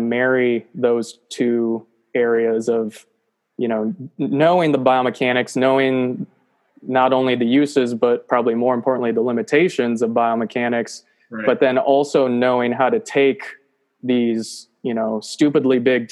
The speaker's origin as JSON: {"language": "English", "town": "Spring Lake", "region": "Michigan", "country": "United States", "moved": "as an adult", "lives_now": "Auburn, United States", "said": "I am originally from Spring Lake, Michigan"}